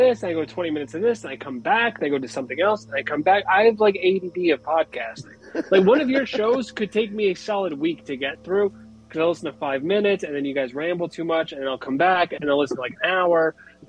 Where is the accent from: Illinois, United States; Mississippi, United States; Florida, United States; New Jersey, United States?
New Jersey, United States; the most famous thing I've ever done in my life is play a Southern cowboy, and I'm from New Jersey.